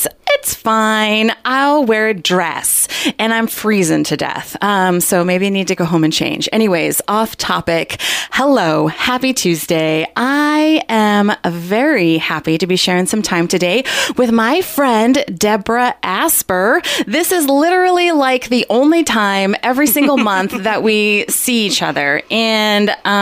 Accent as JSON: {"language": "English", "town": "Ketchikan", "region": "Alaska", "country": "United States", "tie": "born or raised there", "said": "I'm born and raised in Ketchikan my whole life"}